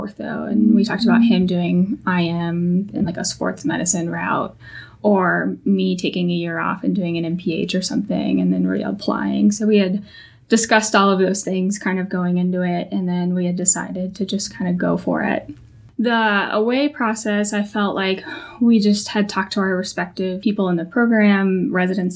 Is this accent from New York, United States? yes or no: no; Texas, United States; We're both from Texas